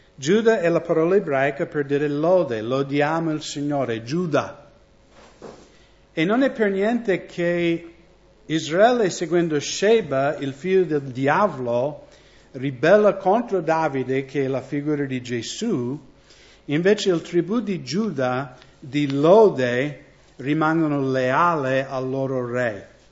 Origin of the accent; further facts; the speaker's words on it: United States; Italian is a second language; now in Italy; Io vengo dagli Stati Uniti